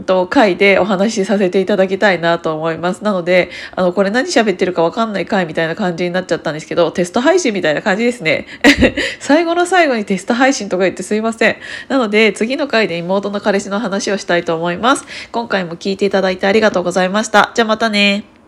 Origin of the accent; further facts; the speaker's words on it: Kiryu, Gunma, Japan; moved away; 私群馬県桐生市出身なんですけどで両親はそこにまだ住んでいて